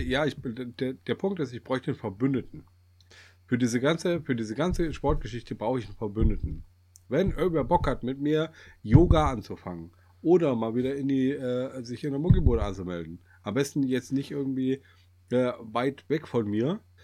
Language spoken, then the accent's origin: German; Kassel, Hesse, Germany; wir kommen ja aus Kassel